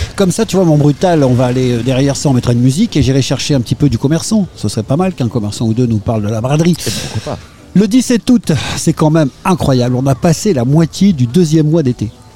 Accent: France; nous, on est français

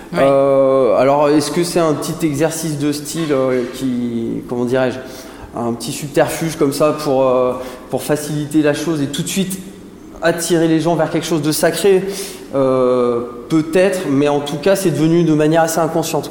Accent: Saint-Étienne, Auvergne-Rhône-Alpes, France; moved away; also born or lived in Antilles / Bordeaux; je viens de Saint-Étienne, donc c'est une ville euh, bassin minier houillé qui m'a fortement influencé.

